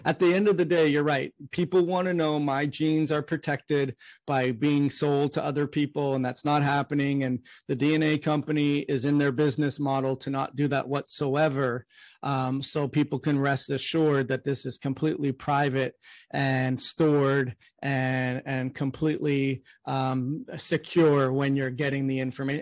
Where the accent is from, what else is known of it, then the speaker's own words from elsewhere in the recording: Canada; now in United States; I'm from Canada and I moved to the US